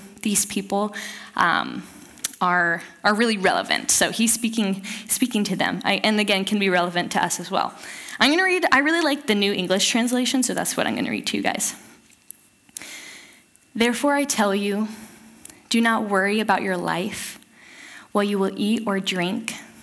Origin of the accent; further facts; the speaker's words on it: Southern California, United States; moved away as an adult; now in Eugene, United States; I grew up in Southern California and moved up here to go to school in Eugene, Oregon